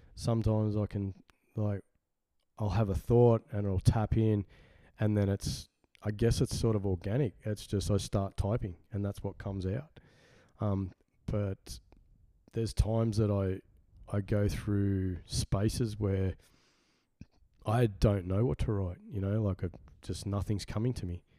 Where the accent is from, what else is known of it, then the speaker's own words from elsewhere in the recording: Sydney, New South Wales, Australia; also born or lived in Carlingford, Sydney; The first pl- place I was born at was um, Hornsby in Sydney